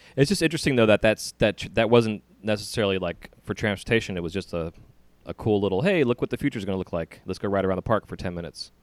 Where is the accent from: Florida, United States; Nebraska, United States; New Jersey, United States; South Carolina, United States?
Florida, United States; St. Petersburg; Saint Petersburg, Florida, which is my hometown